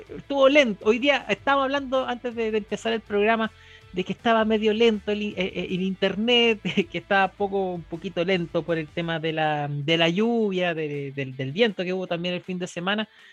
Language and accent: Spanish; Chile; nuestro país